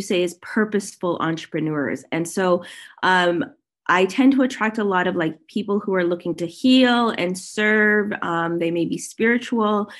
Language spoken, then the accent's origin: English; Toronto, Ontario, Canada; now in Kelowna, Canada; I am currently living in Kelowna, British Columbia. I'm originally from Toronto, so I'm a Canadian.